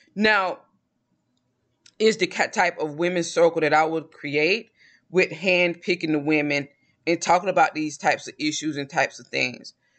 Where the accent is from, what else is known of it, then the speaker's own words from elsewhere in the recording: the South, United States; I'm from the South